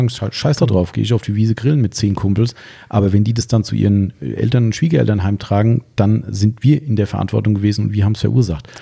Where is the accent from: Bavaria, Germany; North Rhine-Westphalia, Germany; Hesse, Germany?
Hesse, Germany; bei uns in Hessen